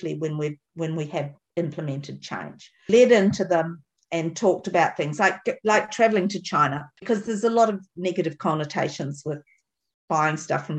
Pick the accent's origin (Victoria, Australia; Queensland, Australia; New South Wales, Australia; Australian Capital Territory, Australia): Queensland, Australia; Tambo; I'm Tambo.